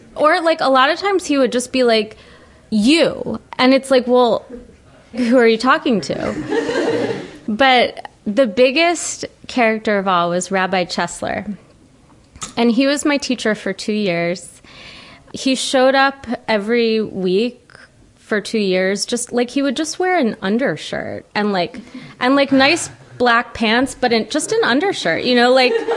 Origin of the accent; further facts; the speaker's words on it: Ellicott City, Maryland, United States; I grew up in Ellicott City, Maryland